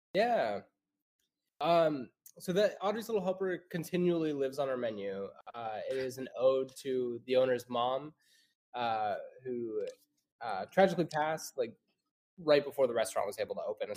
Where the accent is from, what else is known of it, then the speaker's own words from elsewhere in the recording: Idaho, United States; moved away as an adult; now in North Carolina, United States; I grew up in Idaho my whole life